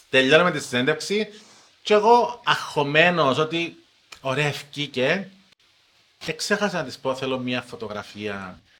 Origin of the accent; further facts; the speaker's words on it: Cyprus; Γεια σα, είμαι δημοσιογράφο από Κύπρο.